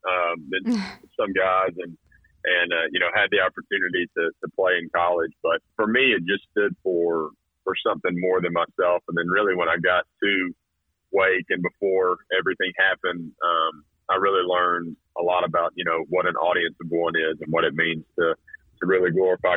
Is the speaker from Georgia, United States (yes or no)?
yes; Carrollton, Georgia, United States; moved away as an adult; also born or lived in North Carolina / Alabama / South Carolina; born and raised in Carrollton